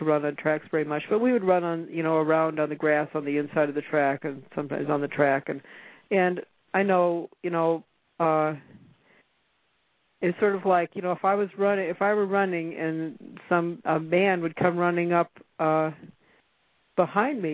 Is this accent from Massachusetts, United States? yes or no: no; San Bernardino, California, United States; moved away as an adult; also born or lived in Kentucky / Wisconsin / Las Cruces, New Mexico; I was raised in San Bernardino, California